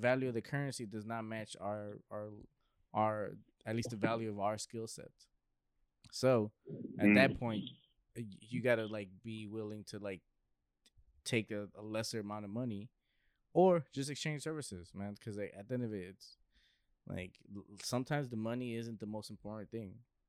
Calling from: Mexico; like, yo, we're calling in from Mexico.

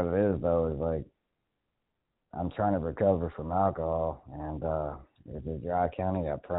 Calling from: Indiana, United States; Right now I'm in Indiana, but I'm getting ready to move to North Carolina.

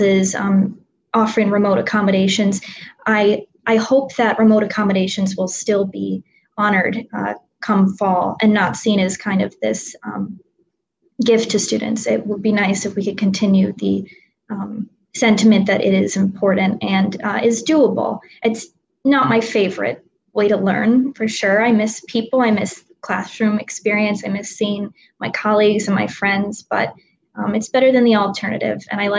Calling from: Ardmore, Pennsylvania, United States; I am calling in from Ardmore, Pennsylvania, so on the main line, as it's called, and I'm about 10 minutes from Villanova's campus and about in the opposite direction, 20 minutes from Philadelphia.

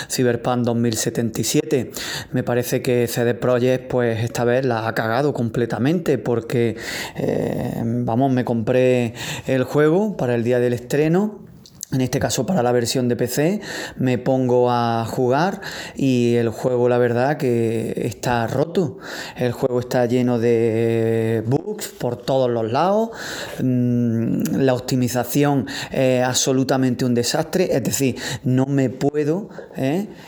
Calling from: Granada, Andalusia, Spain; Hola amigos de Vandal … de Granada.

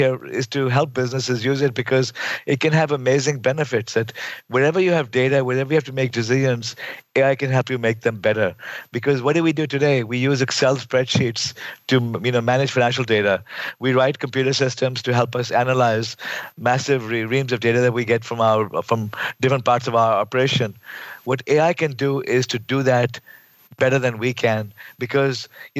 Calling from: California, United States; I'm calling in from Silicon Valley. I'm now at Carnegie Mellon University in Silicon Valley.

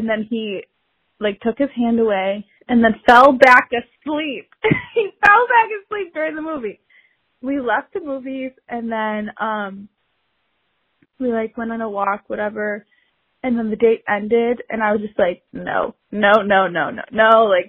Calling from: Chicago, Illinois, United States; I'm from Chicago.

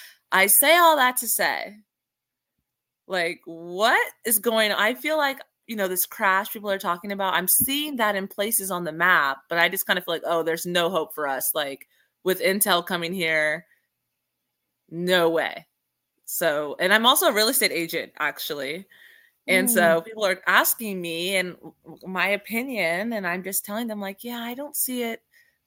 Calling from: Columbus, Ohio, United States; Columbus, Ohio.

